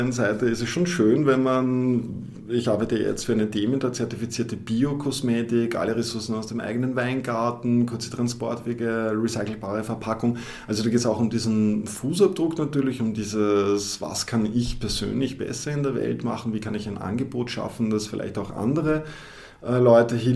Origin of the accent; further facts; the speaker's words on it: Austria; now in Düsseldorf, Germany; ich ähm, bereue keine Sekunde die Entscheidung nach Düsseldorf gegangen sind. Gerade als Österreicher hat man ja oftmals so die Idee, das große Deutschland, das ist ja eh quasi wie Österreich